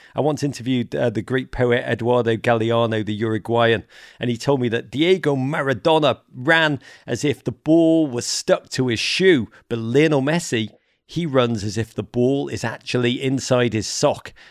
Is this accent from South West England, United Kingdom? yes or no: no; Liverpool, North West England, United Kingdom; moved away as an adult; also born or lived in Washington, D.C.; now in United States; When I grew up in Liverpool, if you were a girl that played football, you were shunned.